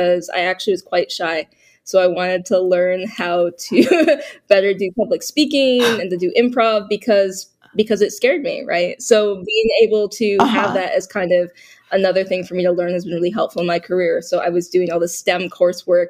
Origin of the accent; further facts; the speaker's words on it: Boston, Massachusetts, United States; I was born in Boston, so I was born in a very urban environment